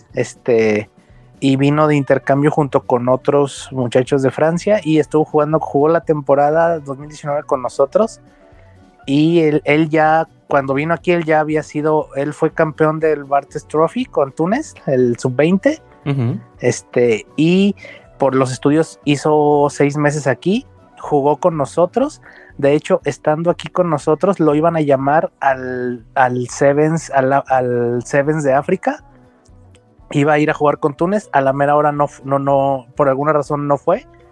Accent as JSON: {"language": "Spanish", "region": "Guanajuato", "country": "Mexico", "moved": "yes", "lives_now": "Guadalajara, Mexico", "said": "de Guanajuato, de donde yo soy originalmente"}